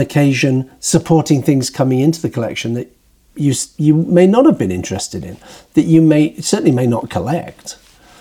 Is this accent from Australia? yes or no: no; United Kingdom; moved away as an adult; now in New York, United States; when I was growing up in Britain